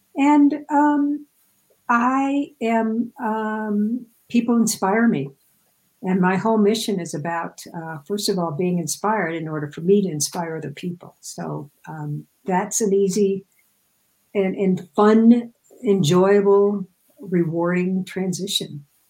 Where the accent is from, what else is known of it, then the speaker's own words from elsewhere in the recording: Midwest, United States; I grew up in the Midwest, so everything is flat as a pancake there